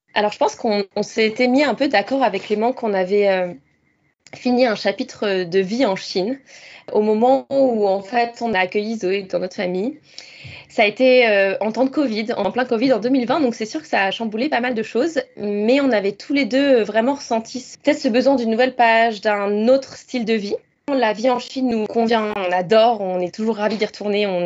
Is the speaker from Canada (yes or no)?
no; Rouen, Normandy, France; moved away as an adult; also born or lived in Lille / Suzhou, China / Shanghai, China / Mexico; now in Sydney, Australia; je viens de Normandie, en France, de Rouen. Et j'ai grandi là-bas jusqu'à mes 19 ans